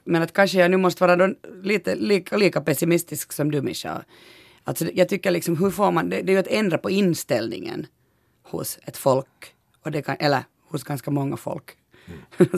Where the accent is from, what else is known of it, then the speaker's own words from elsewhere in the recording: Eastern Uusimaa, Finland; vi är från Östnyland båda